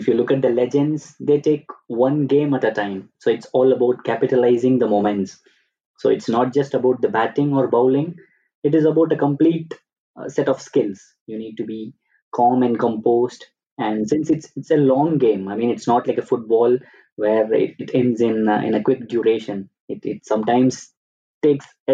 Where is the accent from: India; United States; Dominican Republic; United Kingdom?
India; moved away as an adult; also born or lived in Germany; now in Munich, Germany; I'm an Indian. I come from India.